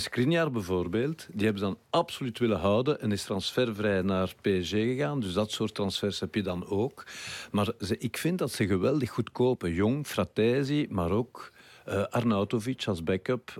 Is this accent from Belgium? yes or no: yes; Brussels, Brussels-Capital Region, Belgium; ik kwam van Brussel